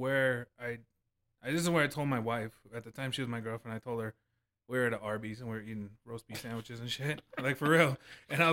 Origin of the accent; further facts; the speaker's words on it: Las Cruces, New Mexico, United States; also born or lived in San Antonio; I grew up in Las Cruces. I'm born and raised. I have yet to leave.